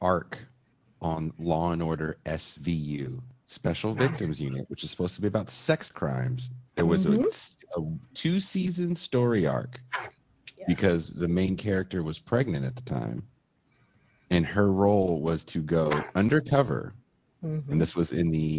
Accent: United Kingdom; I know I'm British, but I'm just going to sound like

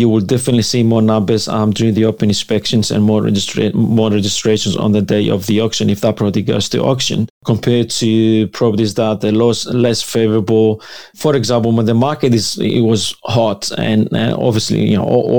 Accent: Greece; now in Sydney, Australia; I'm from Greece. Greek background. Both mom and dad, they're coming from Greece

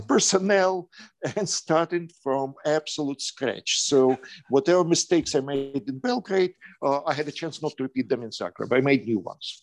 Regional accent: Kyiv, Ukraine; English is a second language; moved away as an adult; now in Spain; I was in the capital of Ukraine, Kiev

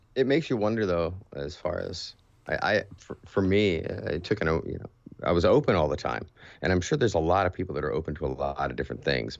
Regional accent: California, United States; I grew up in California

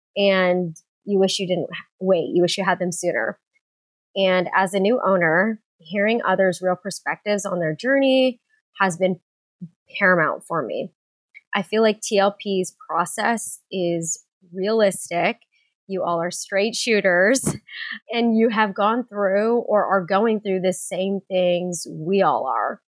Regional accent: San Diego, California, United States; I grew up in San Diego, California

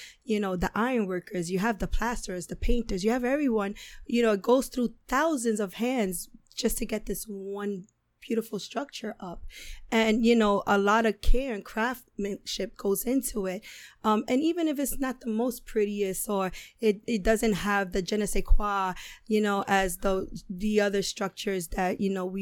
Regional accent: New York City, New York, United States; now in Manhattan, United States; I grew up in the South Bronx.

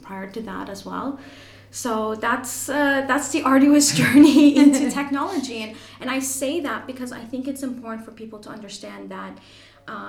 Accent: Toronto, Ontario, Canada; accent: Canadian; moved away as an adult; now in Ireland; I'm Canadian, you probably can tell with the accent. I'm from Toronto, proud Torontonian

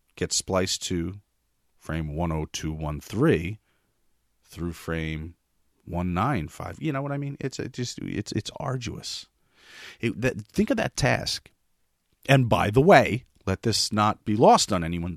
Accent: West New York, New Jersey, United States; in my hometown of West New York, New Jersey

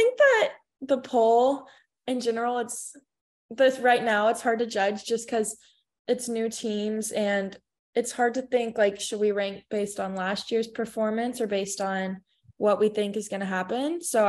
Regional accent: Texas, United States; moved away as an adult; also born or lived in Florida; I'm from Texas originally, so it's good to be back in my home state this year

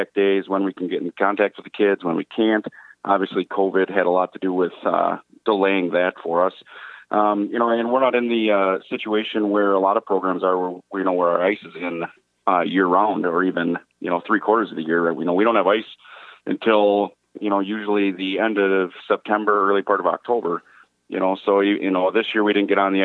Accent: West Salem, Wisconsin, United States; moved away as an adult; also born or lived in Fond du Lac, Wisconsin; now in Waupun, United States; I actually grew up over by La Crosse. Actually, I grew up in West Salem.

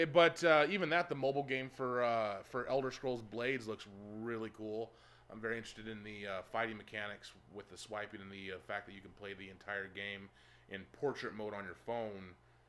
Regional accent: Philippines; Is that because I'm Filipino?

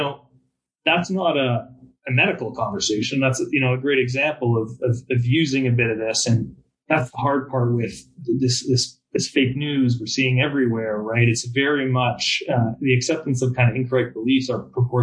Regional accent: Canada; English is a second language; moved away as an adult; now in United States; I'm Canadian. I've lived down here and worked down here in America now for 6 or 7 years

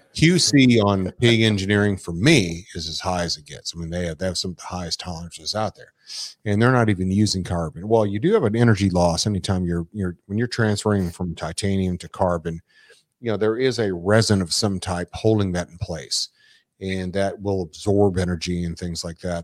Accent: Dallas, Texas, United States; I'm from Dallas

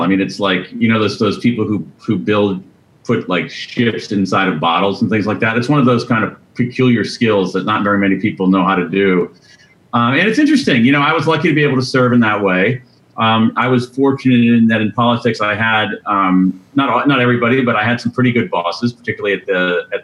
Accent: Central Ohio, United States; I grew up in Central Ohio

